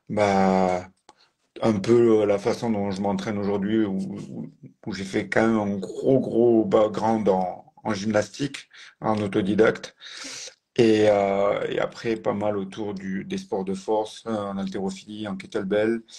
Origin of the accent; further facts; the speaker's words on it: Occitania, France; Je suis originaire du sud, autour de Toulouse, avec le pôle espoir, et après j'ai basculé sur le pôle France les années suivantes